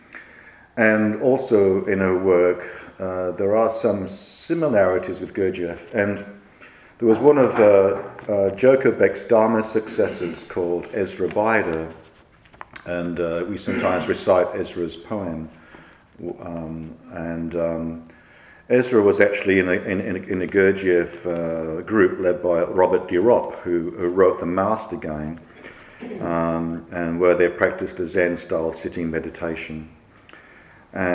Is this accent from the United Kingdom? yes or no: no; Wollongong, New South Wales, Australia; When I was a wee lad and growing up in Wollongong